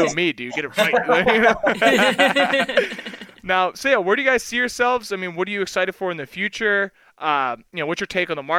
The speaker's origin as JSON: {"language": "English", "town": "Philadelphia", "region": "Pennsylvania", "country": "United States", "said": "I'm from Philly"}